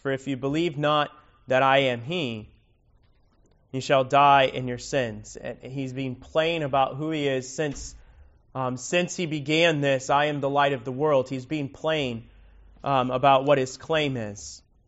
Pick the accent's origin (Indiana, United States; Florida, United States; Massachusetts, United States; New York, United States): Florida, United States; Miami; now in Lake County, United States; I grew up in Miami